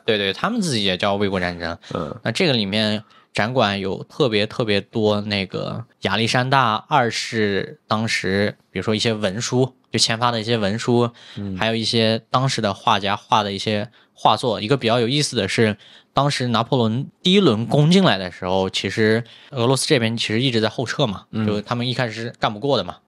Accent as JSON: {"language": "Chinese", "country": "China", "said": "我们是中国人"}